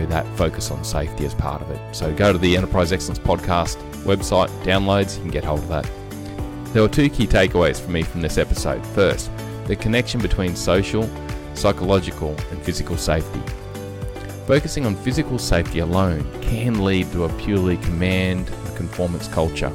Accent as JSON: {"language": "English", "country": "Australia", "accent": "Aussie", "said": "two Aussie accents"}